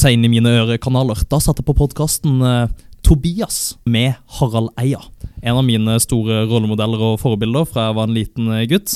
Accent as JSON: {"language": "Norwegian", "town": "Kristiansand", "region": "Agder", "country": "Norway", "said": "jeg er 23 år, jeg er fra Kristiansand."}